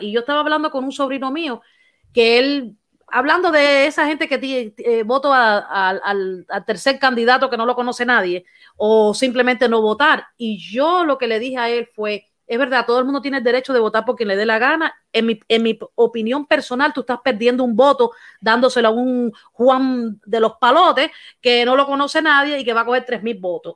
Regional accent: Cuba; soy cubana

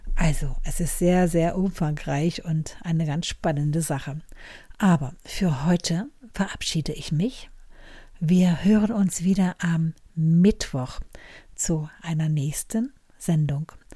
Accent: Germany; ich als Deutsche in Deutschland

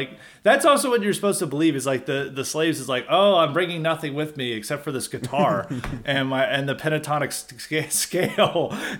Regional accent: United States; accent: American

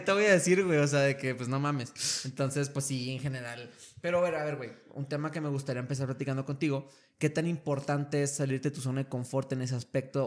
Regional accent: Torreón, Coahuila, Mexico; moved away as an adult; now in El Paso, United States; yo desde niño, pues te contaba, soy, de Torreón, Coahuila

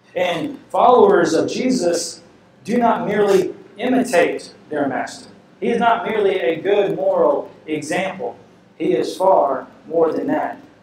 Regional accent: the Bible Belt, United States; growing up in the Bible Belt

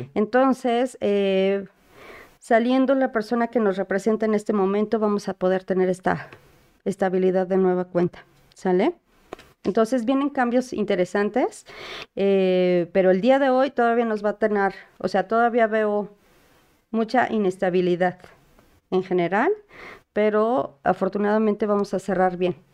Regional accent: Mexico; todos como mexicanos

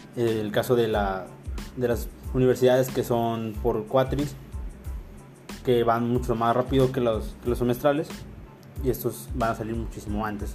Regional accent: Mexico; como, como mexicano

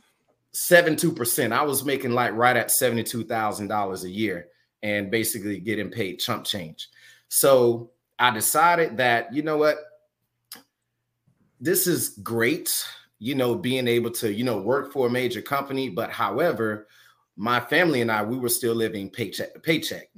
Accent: Orlando, Florida, United States; moved away; also born or lived in Atlanta, Georgia; I am originally from Orlando, Florida.

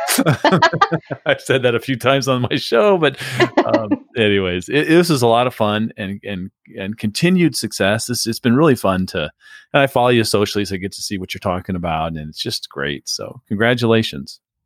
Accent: San Diego, California, United States; also born or lived in Phoenix, Arizona; now in St. Petersburg, United States; my wife and I grew up in San Diego, and then we lived in Phoenix

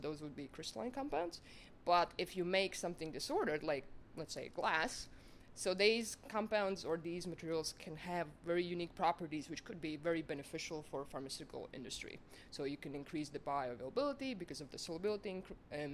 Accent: Latvia; moved away as an adult; now in Otago, New Zealand; I'm originally from Latvia

